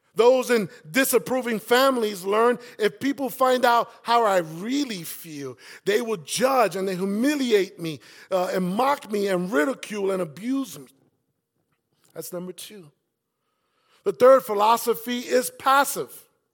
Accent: New York City, New York, United States; And that's where I grew up.

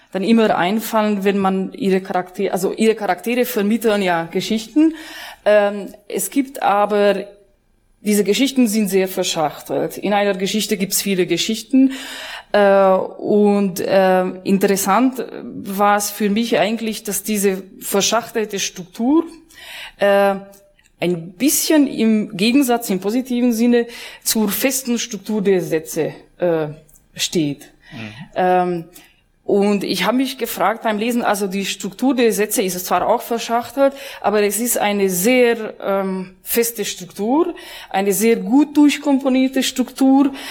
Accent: Hungary; ähm, ich bin Ungarin, wie Sie meinen Namen entnehmen konnten.

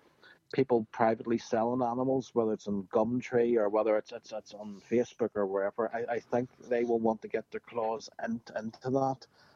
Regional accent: Northern Ireland, United Kingdom; I grew up in Northern Ireland

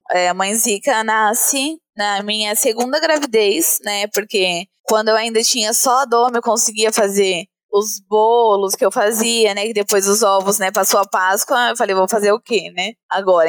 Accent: Brazil; aqui mesmo, em São Mateus, na periferia, montei a minha loja colaborativa, né, na garagem da casa do meu pai, ali onde eu ainda morava na época

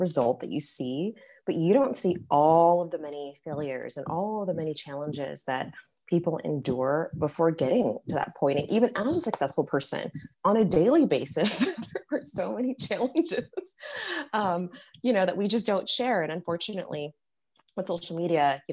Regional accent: Paris, Île-de-France, France; now in United States; I was born in Paris

